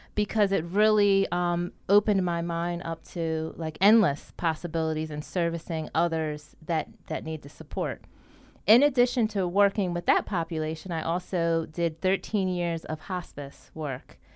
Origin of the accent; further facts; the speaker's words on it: Deptford Township, New Jersey, United States; I grew up in Duffer Township, New Jersey. Um, I did my elementary, middle, and high school years there.